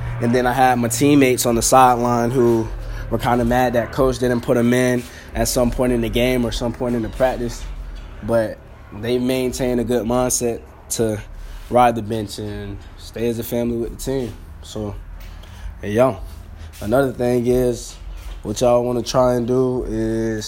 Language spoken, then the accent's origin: English; Pahokee, Florida, United States; I'm a kid from Pahokee, Florida. Really out there, there's nothing but football and the streets